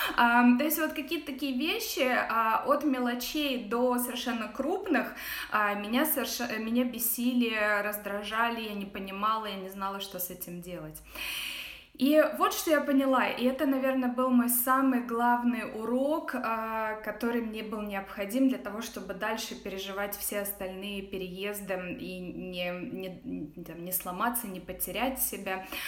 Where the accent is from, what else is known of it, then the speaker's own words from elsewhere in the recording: Russia; moved away as an adult; also born or lived in Ghana / Dubai / Netherlands / Luxembourg; now in United States; я уехала из России восемь ле-, восемь с половиной лет назад